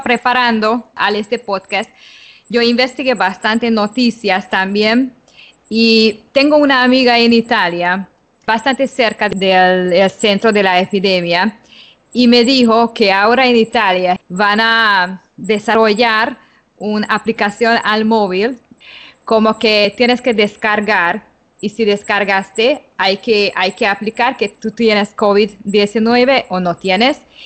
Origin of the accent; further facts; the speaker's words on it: Hungary; moved away as an adult; now in Panama City, Panama; de origen húngaro, radicada en Panamá desde hace 10 años